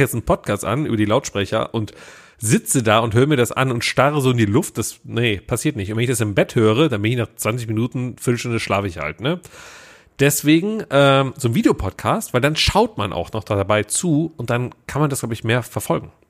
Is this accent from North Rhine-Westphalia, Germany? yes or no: yes; Willich, North Rhine-Westphalia, Germany; ich war bei uns in meinem Heimatdorf, ne? ich komme ja aus, aus äh, Willig, Schiefbahn. Das ist ja quasi äh, zwischen Mönchengladbach, Krefeld, Düsseldorf